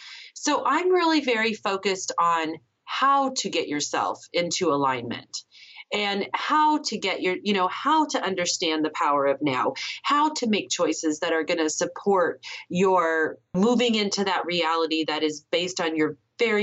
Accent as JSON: {"language": "English", "town": "San Diego", "region": "California", "country": "United States", "tie": "born there", "said": "And then I was living in California. I was born in San Diego."}